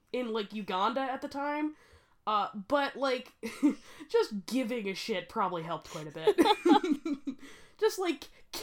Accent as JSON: {"language": "English", "country": "United States", "said": "We're American."}